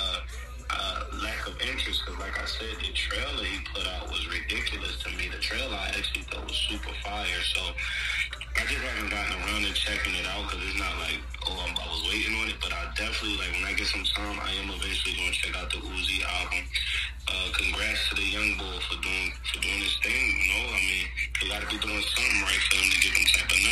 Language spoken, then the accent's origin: English; New Jersey, United States; me growing up in South Jersey